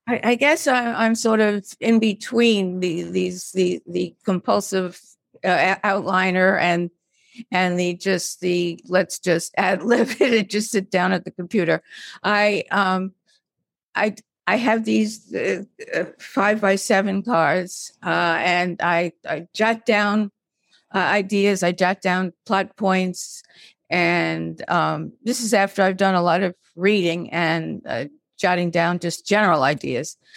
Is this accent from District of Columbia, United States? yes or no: no; Brooklyn, New York, United States; I was this pipsqueak from Brooklyn